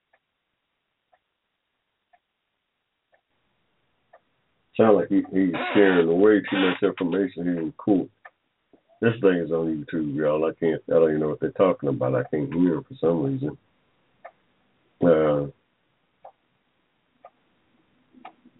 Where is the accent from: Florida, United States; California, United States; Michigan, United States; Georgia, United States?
Georgia, United States; also born or lived in Barberton, Ohio; I was born here in Georgia in 1945 in the middle of a cotton field